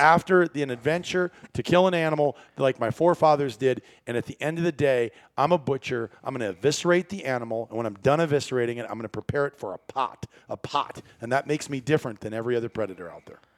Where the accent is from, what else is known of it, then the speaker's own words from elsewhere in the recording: Iowa, United States; moved away as an adult; also born or lived in northern Wisconsin; I grew up in Iowa